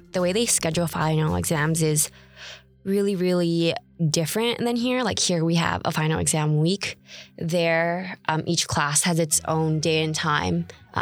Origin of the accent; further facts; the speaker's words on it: Hawaii, United States; now in California, United States; I go to school here, but I'm from Hawaii.